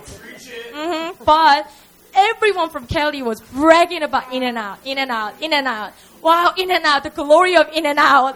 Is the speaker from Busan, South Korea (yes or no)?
yes; Busan, South Korea; English is a second language; We have three campuses all around the city of Seoul and also in Busan, which is my hometown